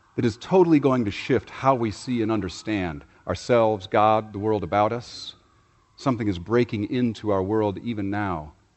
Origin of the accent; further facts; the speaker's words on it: Chicago, Illinois, United States; my hometown of Chicago